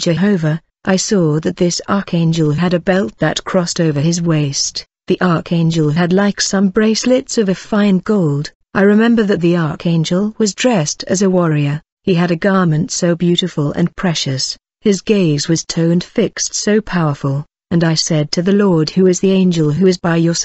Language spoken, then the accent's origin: English; Mexico; I'm from Mexico